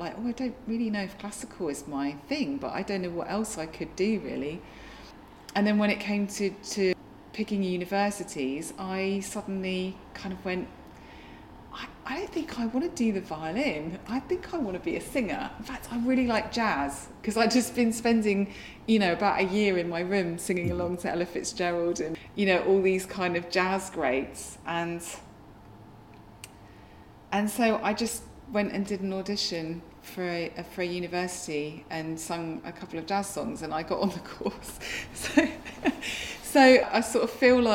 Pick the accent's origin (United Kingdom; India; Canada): United Kingdom; Hastings, South East England; when I grew up in Hastings